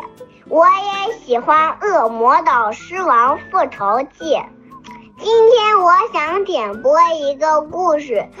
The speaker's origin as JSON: {"language": "Chinese", "town": "Xi'an", "region": "Shaanxi", "country": "China", "said": "我今年四岁半了，我来自西安。"}